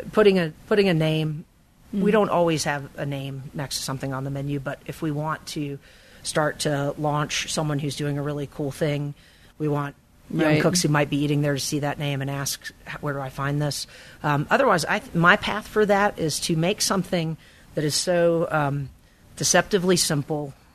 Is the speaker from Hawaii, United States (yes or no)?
no; Kernersville, North Carolina, United States; also born or lived in Greensboro / Raleigh; I was born in Greensboro, grew up in Kernersville, a little tiny town between Winston-Salem and Greensboro